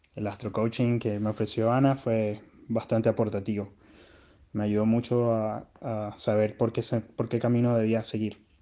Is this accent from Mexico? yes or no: no; Venezuela; now in Chile; soy un venezolano que está residiendo en Chile